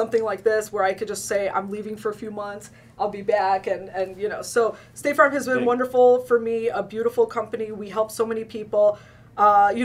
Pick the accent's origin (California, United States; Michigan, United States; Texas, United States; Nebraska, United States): Michigan, United States; Oak Park; I grew up in Oak Park. I went to Wayne State Business School.